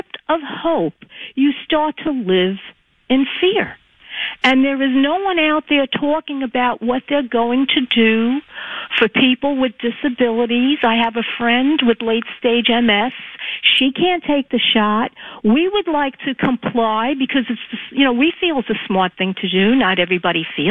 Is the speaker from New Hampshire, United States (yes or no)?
no; New York City, New York, United States; moved away; I was born and raised in Conditional District 14, land of AOC